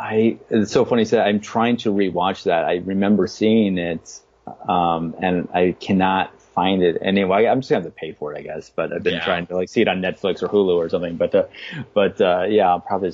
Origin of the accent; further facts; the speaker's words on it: Midwest, United States; I grew up in the Midwest.